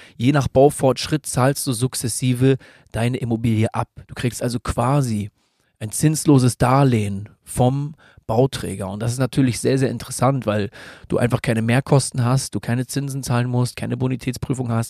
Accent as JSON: {"language": "German", "country": "Germany", "said": "hier bei uns in Deutschland"}